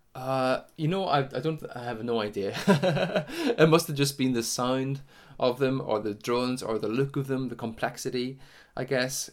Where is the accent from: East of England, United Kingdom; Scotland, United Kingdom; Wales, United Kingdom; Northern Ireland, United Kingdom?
Northern Ireland, United Kingdom; Sion Mills; I come from Cyan Mills in County Tyrone, just up on the, up on the border, really, a couple of miles from the border, uh, t, uh, of Donegal.